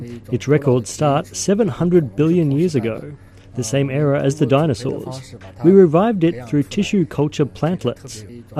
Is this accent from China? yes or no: yes; Kubuqi, Inner Mongolia, China; born or raised there